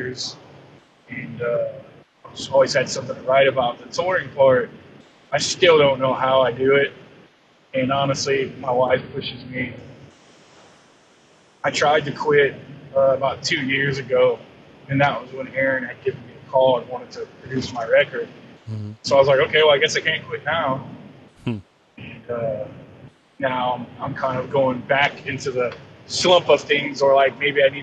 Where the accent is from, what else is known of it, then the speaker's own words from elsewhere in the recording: Louisiana, United States; now in Santa Rosa Beach, United States; Growing up in Louisiana